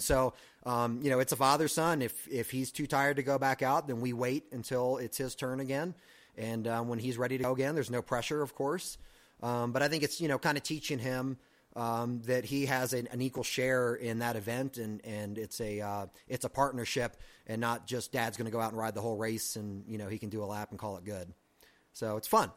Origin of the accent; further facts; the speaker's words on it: Virginia, United States; moved away; I'm originally from Virginia